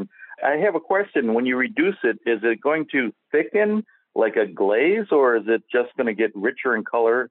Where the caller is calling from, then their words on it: Carol Stream, Illinois, United States; Carroll Stream, Illinois.